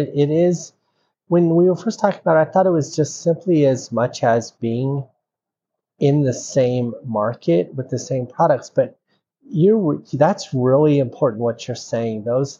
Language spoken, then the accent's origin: English; Denver, Colorado, United States; moved away; also born or lived in Texas; I grew up in Denver, Colorado.